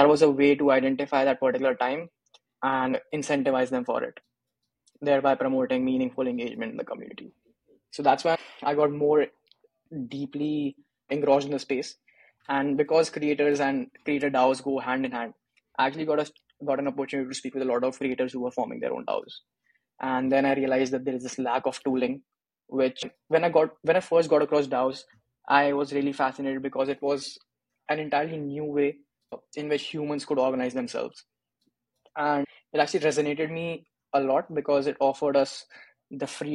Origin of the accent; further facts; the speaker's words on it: India; I'm from India, did my engineering from India as well.